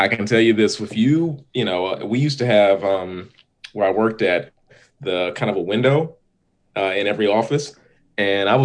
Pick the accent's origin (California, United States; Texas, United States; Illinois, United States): California, United States; now in Washington, D.C., United States; I'm originally from California, but been living in DC since a while